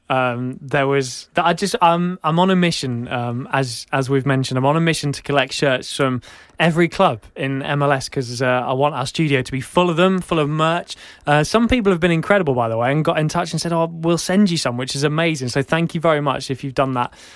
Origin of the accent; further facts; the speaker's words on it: England, United Kingdom; I'm from England.